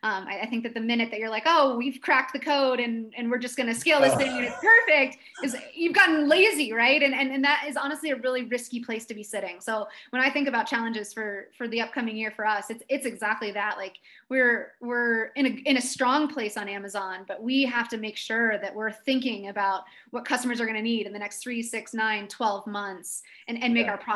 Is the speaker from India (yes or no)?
no; East Coast, United States; I grew up on the East Coast. My family moved around a little bit, but the house that I remember anyway was, we lived there from when I was 5 to about 12.